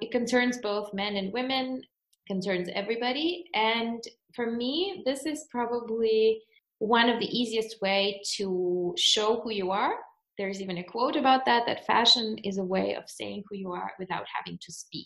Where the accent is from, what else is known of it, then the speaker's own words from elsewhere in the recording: Russia; moved away as an adult; now in Germany; I was born in Russia, but currently I'm living in Germany since almost 10 years